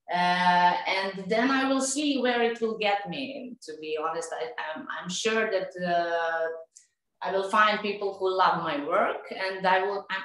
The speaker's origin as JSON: {"language": "English", "country": "Serbia", "second_language": "English", "moved": "as an adult", "lives_now": "Dubai, United Arab Emirates", "said": "I'm from Serbia. Uh, I live in Dubai last four years."}